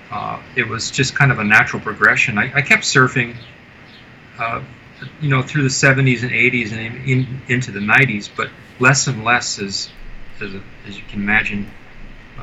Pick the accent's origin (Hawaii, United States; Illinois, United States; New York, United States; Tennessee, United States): Hawaii, United States; also born or lived in Huntington Beach, California / Manila, Philippines; we moved from the Philippines to Hawaii in 69.